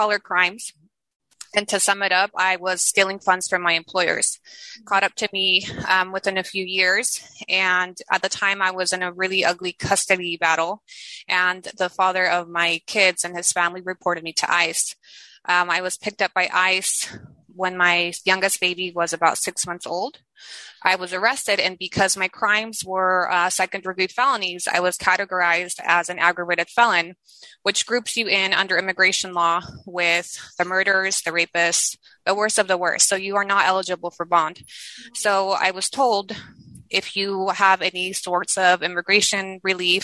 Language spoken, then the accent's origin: English; United States; first language Spanish; English is a second language; moved away as an adult; now in Mexico; my parents took us to the States when I was about 4 or 5, and I spent my entire life in the States